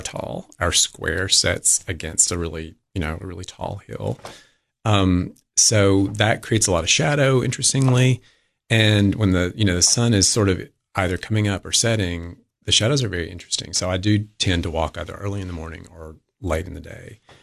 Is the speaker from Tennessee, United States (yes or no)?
yes; Livingston, Tennessee, United States; Livingston, my hometown.